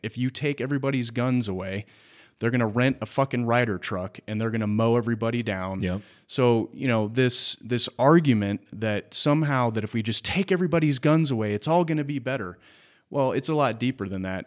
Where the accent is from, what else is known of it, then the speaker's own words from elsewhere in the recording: United States; we as the American people